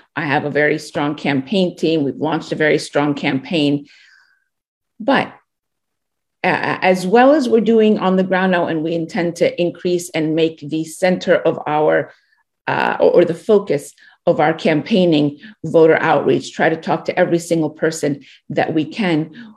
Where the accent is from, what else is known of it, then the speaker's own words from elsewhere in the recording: United States; as a young girl being so proud of being an American